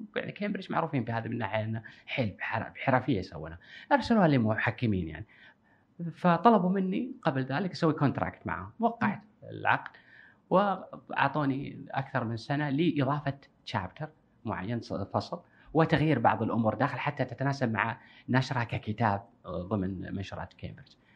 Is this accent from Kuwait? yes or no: yes; Kuwait; عندنا بالكويت